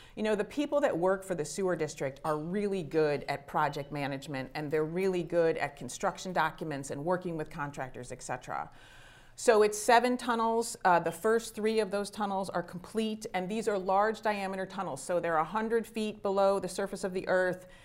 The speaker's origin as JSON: {"language": "English", "town": "Shaker Heights", "region": "Ohio", "country": "United States", "tie": "born or raised there", "also_born_or_lived": "upstate New York", "said": "I grew up in Shaker Heights"}